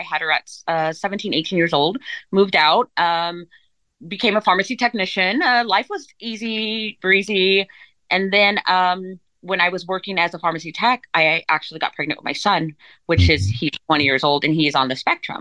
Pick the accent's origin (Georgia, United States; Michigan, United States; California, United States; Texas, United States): California, United States; I'm from Sheldon, California. I grew up in California. I'm a Cali girl, a Valley girl